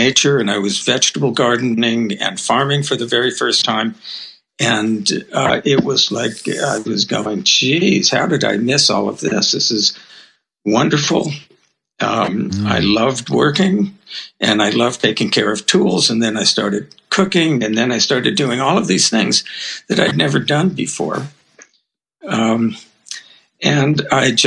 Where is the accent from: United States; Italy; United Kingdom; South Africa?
United States; Los Angeles, California; also born or lived in Berkeley / Japan; I grew up in Los Angeles, I'm a city boy